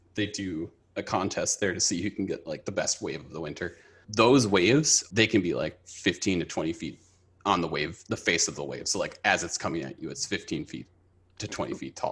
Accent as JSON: {"language": "English", "town": "Minneapolis", "region": "Minnesota", "country": "United States", "tie": "born or raised there", "also_born_or_lived": "Tokyo, Japan", "moved": "as an adult", "lives_now": "Los Angeles, United States", "said": "I grew up in, uh, the Twin Cities with Asia"}